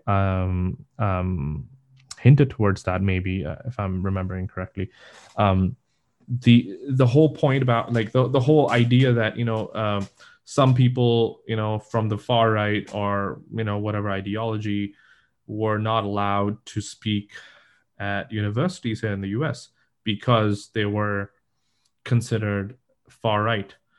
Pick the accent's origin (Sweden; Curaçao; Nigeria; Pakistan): Pakistan; now in United States; I am from Pakistan